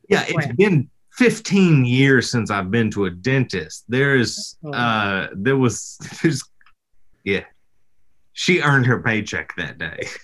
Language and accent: English; the South, United States; I'm from the South